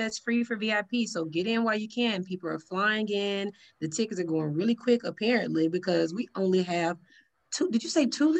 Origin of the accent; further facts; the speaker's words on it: Texas, United States; apparently, I'm talking loud because I'm from Texas.